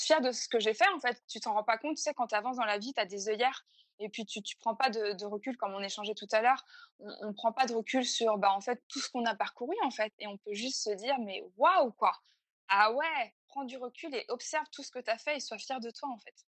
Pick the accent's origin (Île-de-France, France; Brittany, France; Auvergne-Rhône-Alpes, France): Brittany, France; Fougères; moved away as an adult; also born or lived in Paris; je suis bretonne et fière de l'être. et j'ai grandi à Fougères, donc une, ville à côté de, Rennes.